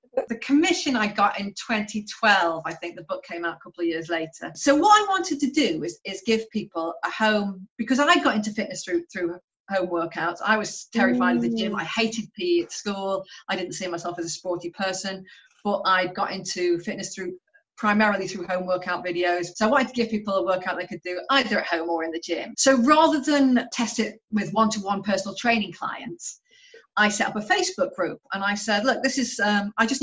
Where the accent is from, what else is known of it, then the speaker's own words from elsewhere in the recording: Stoke-on-Trent, West Midlands, United Kingdom; moved away as an adult; also born or lived in London; now in Portland, United Kingdom; I'm originally from Stoke-on-Trent